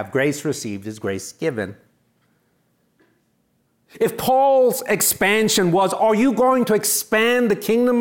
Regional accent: New York City, New York, United States; I'm from New York City

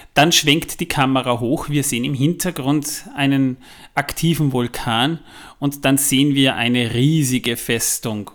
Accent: Vienna, Austria; bei uns in Wien

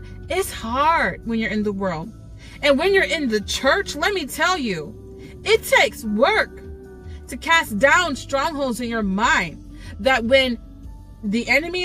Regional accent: New York, United States; maybe you can hear my accent. I don't want to say I'm from New York

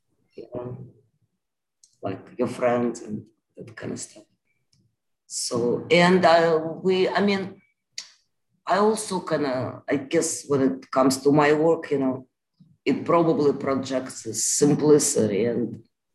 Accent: Moscow, Russia; now in United States; I grew up in Moscow

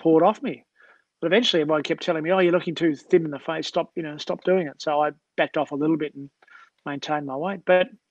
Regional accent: Australia; a South African and Australian

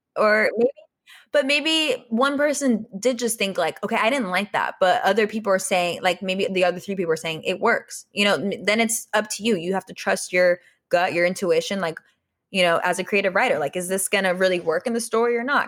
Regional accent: Austria; English is a second language; moved away; I was born in Austria

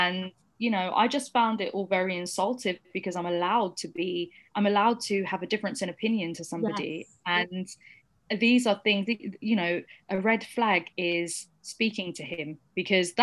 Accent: United Kingdom; I also have been born and raised in this country and I'm British.

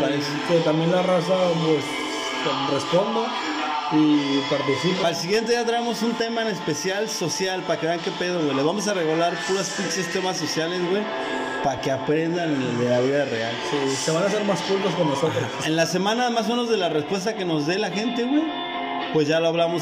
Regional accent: Tijuana, Baja California, Mexico; Somos de Tijuana, orgullosamente tijuanenses

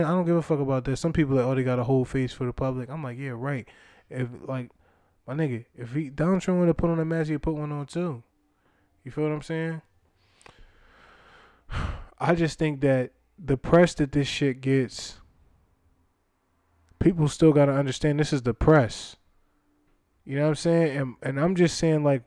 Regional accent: Philadelphia, Pennsylvania, United States; I'm from Philly

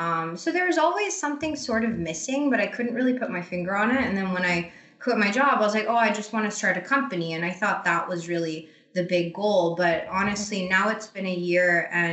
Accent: Croatia; also born or lived in Asia; now in Canada; So I live in Canada, but I'm not Canadian. I'm Croatian originally. I grew up in Asia, actually, strangely enough.

